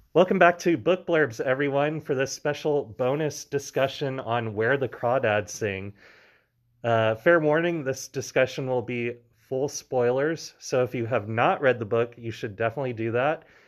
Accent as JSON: {"language": "English", "region": "Louisiana", "country": "United States", "tie": "born or raised there", "said": "I grew up in Louisiana"}